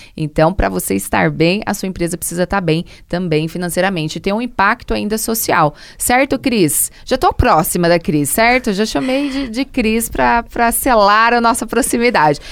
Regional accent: Brazil; enquanto brasileiro mesmo

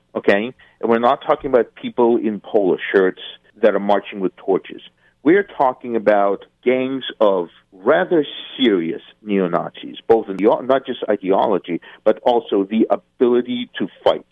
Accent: Eastern Ukraine, Ukraine; first language Russian; English is a second language; I'm from Eastern Ukraine. I speak Russian as my my primary language.

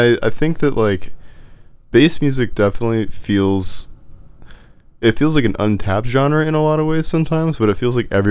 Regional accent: Memphis, Tennessee, United States; I'm actually from Memphis. I don't know if I mentioned that before. So a big part of my upbringing has always just been rap, trap music, and hip-hop

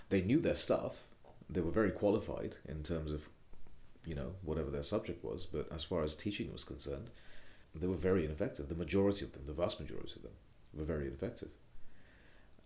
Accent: Kolkata, West Bengal, India; moved away as an adult; also born or lived in United Kingdom; now in London, United Kingdom; growing up in Kolkata, of doing my education in Kolkata

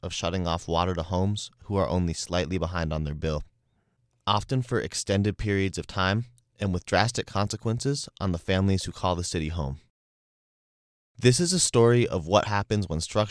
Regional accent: Ann Arbor, Michigan, United States; I make the 40-minute drive from my hometown, a college town called Ann Arbor

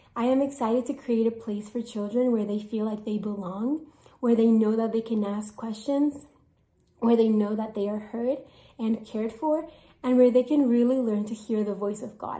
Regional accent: Colombia; moved away as an adult; I am from Colombia

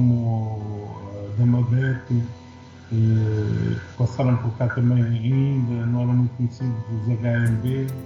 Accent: Angola; now in Portugal; Nasci em Angola, uma grande parte, de, digamos, da minha vida tem sido feita em Portugal

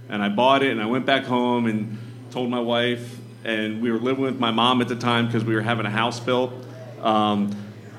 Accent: Maryland, United States; So I'm from Maryland, and at the time I was living right near Annapolis.

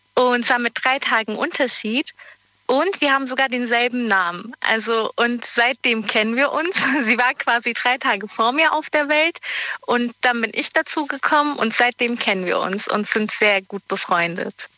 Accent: Geislingen, Baden-Württemberg, Germany; Ich komme aus Geislingen.

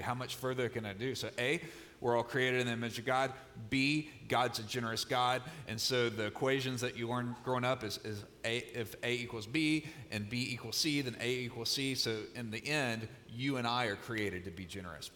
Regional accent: Mississippi, United States; moved away; I grew up in Mississippi, which is, by the way, why I talk a little slower than Pastor Chuck

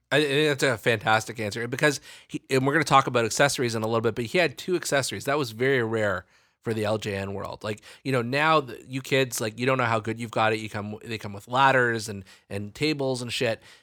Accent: Canada; growing up in Canada

